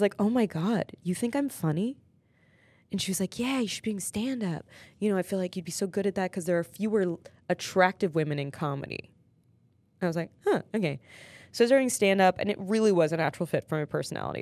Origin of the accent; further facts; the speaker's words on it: New York, United States; moved away as an adult; now in Los Angeles, United States; I'm from New York